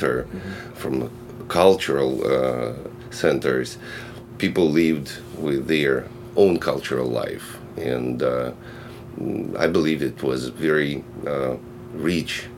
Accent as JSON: {"language": "English", "country": "Russia", "tie": "born or raised there", "second_language": "English", "moved": "as an adult"}